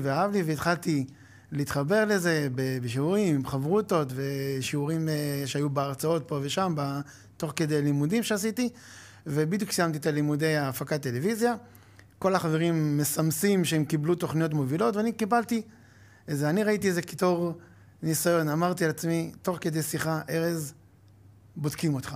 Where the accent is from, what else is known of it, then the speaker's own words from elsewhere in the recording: Acre, Northern District, Israel; למדתי בעכו, גדלתי בעכו